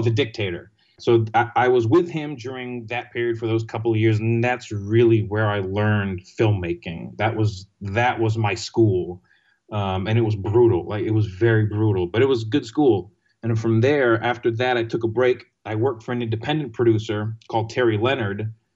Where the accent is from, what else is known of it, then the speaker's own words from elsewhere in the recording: Greece; moved away as an adult; also born or lived in London, United Kingdom / Texas, United States; now in New York City, United States; I grew up in Greece I went to college in Texas